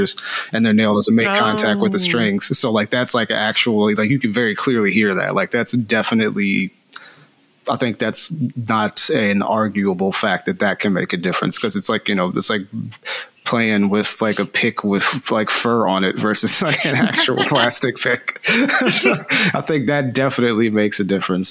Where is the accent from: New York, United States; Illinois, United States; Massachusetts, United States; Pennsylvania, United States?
Pennsylvania, United States; Philadelphia; moved away as an adult; now in California, United States